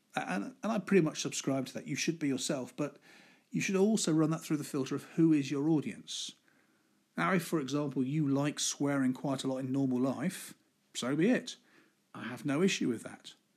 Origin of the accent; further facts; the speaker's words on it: Midlands, United Kingdom; I'm from the Midlands